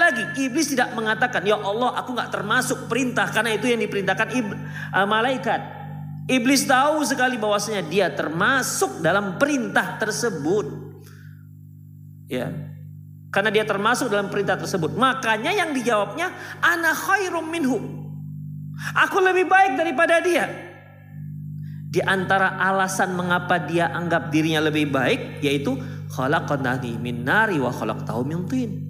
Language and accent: Indonesian; Medan, North Sumatra, Indonesia; born there; Eh saya nggak orang Batak ya, jangan dikira saya sedang membela orang Batak. Saya itu orang Minang, cuman lahir di Medan.